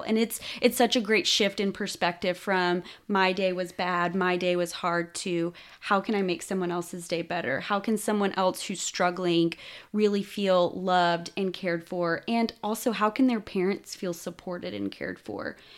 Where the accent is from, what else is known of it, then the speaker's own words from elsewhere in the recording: Austin, Texas, United States; I grew up in Austin, Texas